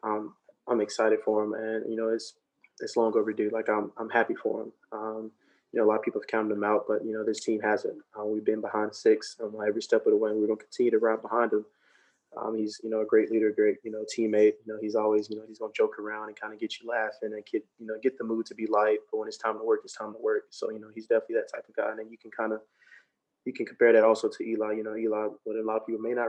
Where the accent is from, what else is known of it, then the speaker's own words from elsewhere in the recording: Alabama, United States; I'm from Alabama, so we didn't have an NFL team at the time